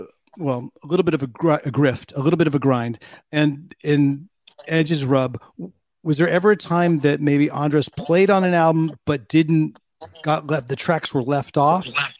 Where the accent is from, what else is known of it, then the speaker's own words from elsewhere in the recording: United States; moved away as an adult; now in Sweden; I'm an American Swede.